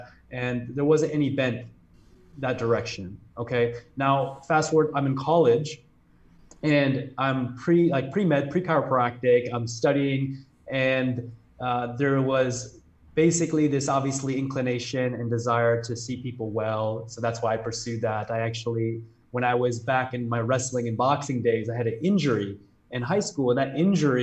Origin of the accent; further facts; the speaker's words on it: Chicago, Illinois, United States; I grew up in south of Chicago